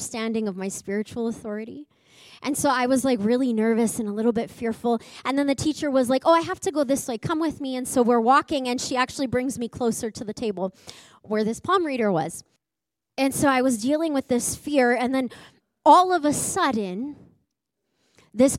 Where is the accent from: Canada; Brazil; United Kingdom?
Canada; Edmonton, Alberta; I grew up in Edmonton